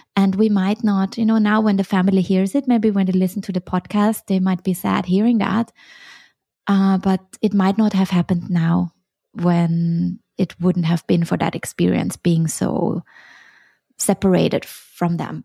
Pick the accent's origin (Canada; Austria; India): Austria; Vienna; moved away as an adult; also born or lived in Hong Kong / Sweden / China; I'm originally from Vienna and I studied Chinese at university.